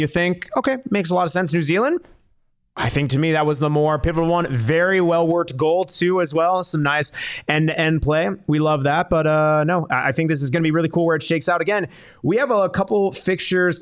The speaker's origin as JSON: {"language": "English", "country": "United States", "said": "myself as American"}